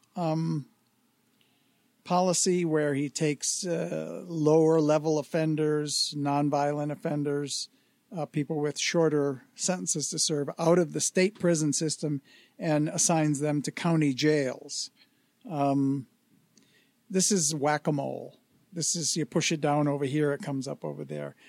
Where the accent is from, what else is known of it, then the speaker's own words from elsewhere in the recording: Detroit, Michigan, United States; moved away; my hometown